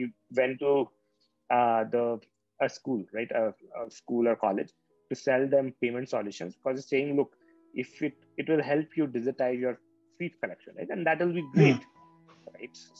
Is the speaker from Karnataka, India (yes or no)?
no; Patna, Bihar, India; I'm from Patna, Bihar